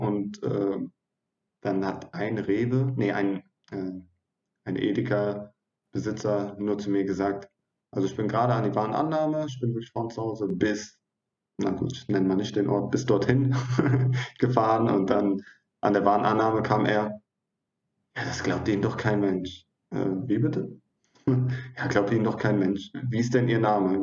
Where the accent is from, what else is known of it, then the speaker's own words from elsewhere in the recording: Neuwied, Rhineland-Palatinate, Germany; moved away as an adult; also born or lived in Hatay, Turkey (parents' origin); now in southern Germany; stamme ursprünglich aus Neuwied, äh, bin dort geboren und aufgewachsen und zur Schule gegangen